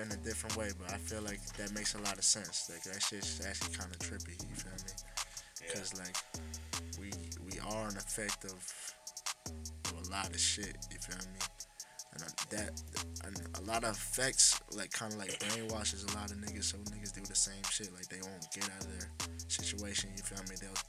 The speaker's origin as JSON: {"language": "English", "town": "Pembroke Pines", "region": "Florida", "country": "United States", "tie": "born or raised there", "lives_now": "North Miami, United States", "said": "I was born in North Miami. Lived there until I was like 5, and I moved to Pembroke Pines."}